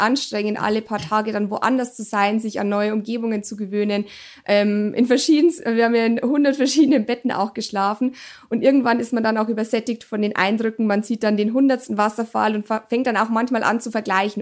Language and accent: German; Germany; bei uns in Deutschland